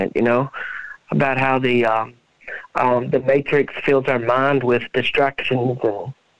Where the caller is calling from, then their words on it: Kentucky, United States; I'm calling from Kentucky.